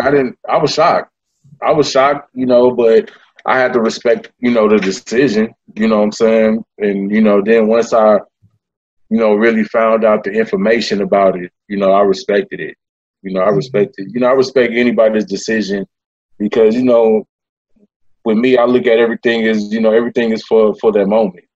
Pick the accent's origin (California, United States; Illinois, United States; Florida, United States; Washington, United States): California, United States; East Palo Alto; also born or lived in Memphis, Tennessee; now in Sacramento, United States; I was born in Memphis, um, but I grew up in in a small town called East Palo Alto, uh, California.